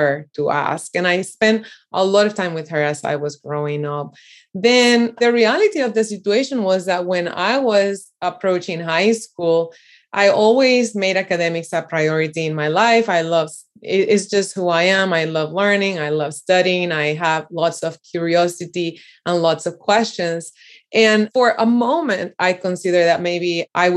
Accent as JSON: {"language": "English", "country": "Puerto Rico", "tie": "born or raised there", "said": "I grew up in Puerto Rico, and I'm from the beautiful island in the Caribbean."}